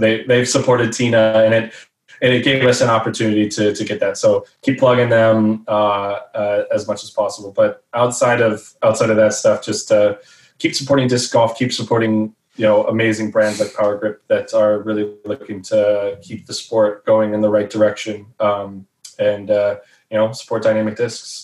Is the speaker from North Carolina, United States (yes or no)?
no; Dallas Fort Worth area, Texas, United States; growing up in the Dallas Fort Worth area.